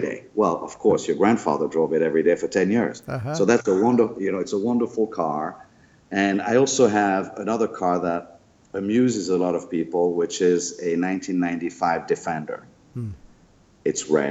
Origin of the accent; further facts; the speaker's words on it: France; moved away; born and raised in France